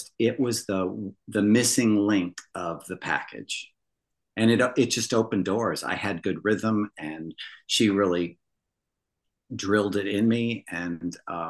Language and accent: English; Midwest, United States; where I grew up in the Midwest